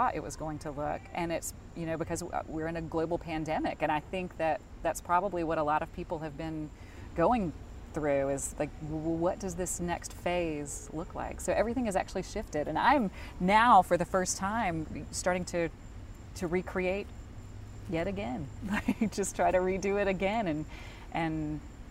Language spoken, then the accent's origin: English; Charlotte, North Carolina, United States; an anchor in my hometown